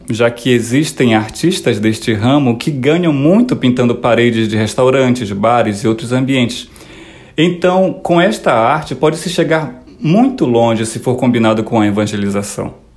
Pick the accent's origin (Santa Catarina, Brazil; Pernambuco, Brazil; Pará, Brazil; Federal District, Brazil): Pará, Brazil; Morumuru, interior of; now in Petrópolis, Brazil; sou natural do Morumuru, uma pequena comunidade que fica no interior do estado do Pará